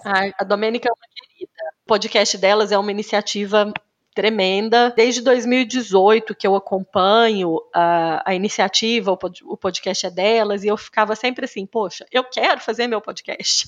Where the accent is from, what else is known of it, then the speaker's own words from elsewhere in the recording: Cássia, Minas Gerais, Brazil; moved away as an adult; also born or lived in Uberlândia / Campinas / Switzerland; eu sou mineira, Sou do interior de Minas Gerais, nasci numa cidadezinha de 17 mil habitantes, Cássia